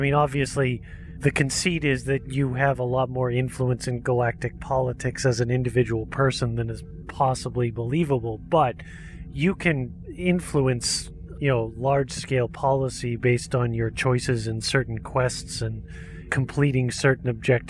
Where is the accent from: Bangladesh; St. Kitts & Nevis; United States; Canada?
Canada; As a Canadian, I will miss those metric conversions.